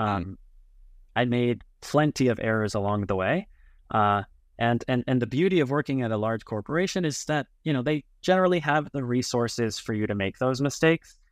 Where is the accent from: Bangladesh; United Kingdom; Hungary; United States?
United States; Los Angeles, California; moved away as an adult; also born or lived in Berkeley, California / New York City; now in Tel Aviv, Israel; born and raised in L A, in the San Fernando Valley